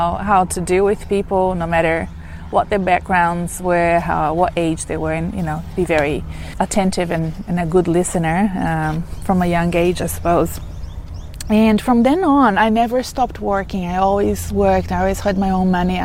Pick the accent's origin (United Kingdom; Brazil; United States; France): Brazil; moved away as an adult; now in Australia; in Brazil, my home country